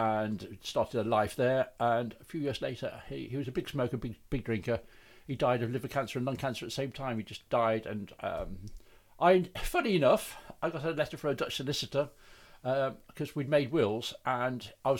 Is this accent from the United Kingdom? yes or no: yes; Birmingham, West Midlands, United Kingdom; accent: Brummie; moved away; also born or lived in Holland; I grew up in Birmingham in a suburb called Erdington